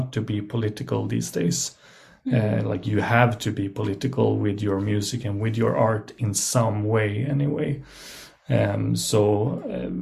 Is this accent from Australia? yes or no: no; Sweden; I'm from Sweden